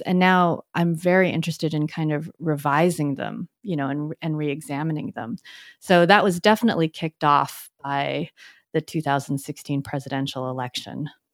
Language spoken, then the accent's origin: English; United States; also born or lived in Richmond, Virginia / San Francisco Bay Area; I came here as an immigrant, and as I grew up in the U S